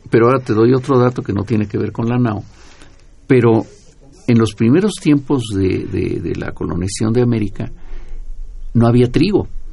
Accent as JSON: {"language": "Spanish", "country": "Mexico"}